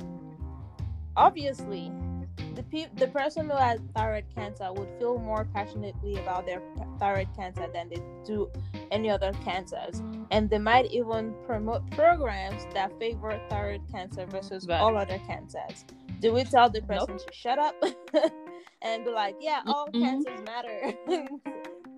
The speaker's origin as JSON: {"language": "English", "country": "Nigeria", "moved": "yes", "lives_now": "United States", "said": "I'm Nigerian"}